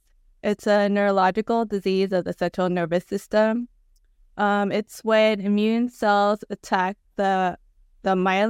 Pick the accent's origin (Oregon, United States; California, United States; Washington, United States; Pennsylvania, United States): California, United States; Los Angeles; born there; now in Long Beach, United States; Both of my parents are from Pangasinan. I was born in Los Angeles and currently streaming from Long Beach, California.